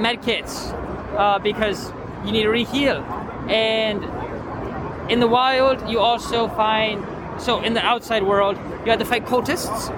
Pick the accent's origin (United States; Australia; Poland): Poland; we are a team from Poland